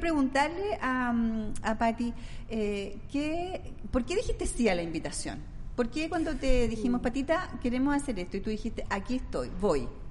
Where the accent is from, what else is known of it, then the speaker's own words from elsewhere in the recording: Valdivia, Los Ríos, Chile; moved away; yo soy oriunda de Valdivia, la ciudad más linda de Chile